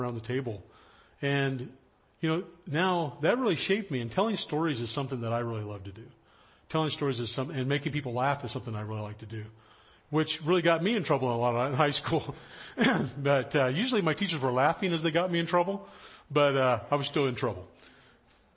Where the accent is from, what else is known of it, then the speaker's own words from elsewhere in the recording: High Sierras, Central California, United States; now in Los Angeles, United States; I grew up in Central California up in the High Sierras, up in the mountains